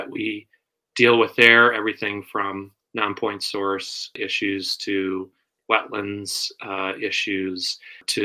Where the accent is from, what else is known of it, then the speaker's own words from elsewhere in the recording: outside of Chicago, Illinois, United States; I grew up in the Midwest outside of Chicago